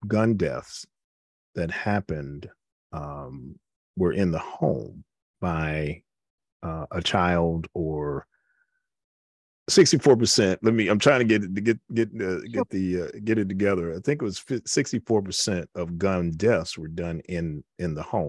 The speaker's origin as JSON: {"language": "English", "town": "New York City", "region": "New York", "country": "United States", "tie": "born or raised there", "moved": "yes", "said": "raised in the Bronx when I was coming up"}